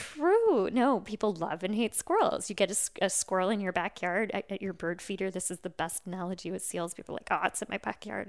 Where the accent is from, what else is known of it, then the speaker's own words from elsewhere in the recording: California, United States; now in Cape Cod, United States; I grew up in California